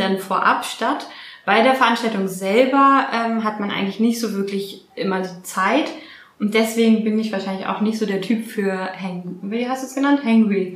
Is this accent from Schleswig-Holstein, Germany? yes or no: no; Berlin, Germany; also born or lived in Australia; Berlinerin, also hier auch geboren in Berlin